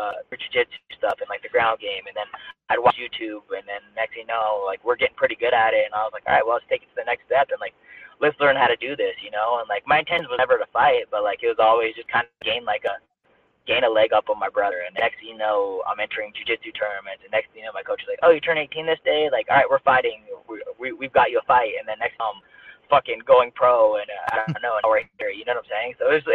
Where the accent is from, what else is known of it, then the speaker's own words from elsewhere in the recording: Denver, Colorado, United States; Yeah, Denver. Still here. It's snowing right now.